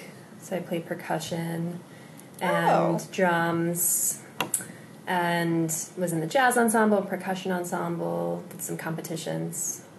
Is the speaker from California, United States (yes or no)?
no; Connecticut, United States; I grew up in Connecticut, where we are right now, in a small town in the northwestern part. And it was a pretty rural area, not too much international going on. I never moved.